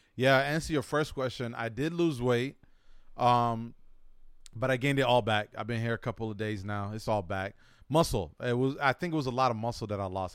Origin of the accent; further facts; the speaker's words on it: United States; accent: American; my English American accent. Even though my, uh, my passport says I'm not from America or I wasn't born in America